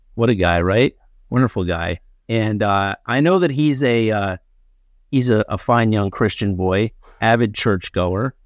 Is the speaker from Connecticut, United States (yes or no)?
yes; Ridgefield, Connecticut, United States; I grew up in Ridgefield, Connecticut